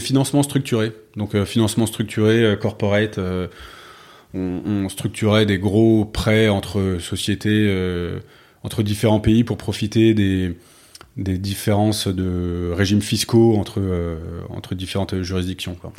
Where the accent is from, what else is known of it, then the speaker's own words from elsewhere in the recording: Paris, Île-de-France, France; also born or lived in London / Bordeaux / Malaysia / New York; je suis né à Londres, mais ensuite j'ai grandi euh, Bordeaux au tout début, puis Paris essentiellement